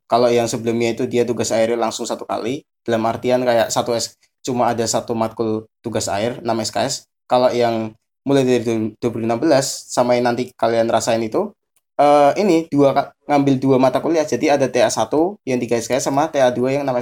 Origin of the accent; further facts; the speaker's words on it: Cilacap, Central Java, Indonesia; also born or lived in Semarang; Ya, aku asli Cilacap, tapi kalau di Semarang itu aku numpang lahir.